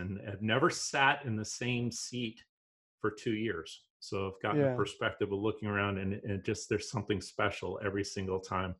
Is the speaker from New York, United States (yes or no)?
no; St. Petersburg, Florida, United States; here in my hometown race at St. Pete